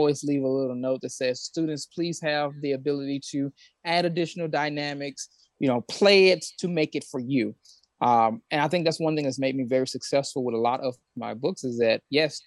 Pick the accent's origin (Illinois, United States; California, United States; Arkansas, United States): Arkansas, United States; West Memphis; I grew up in West Memphis, Arkansas, which is right next to Memphis, Tennessee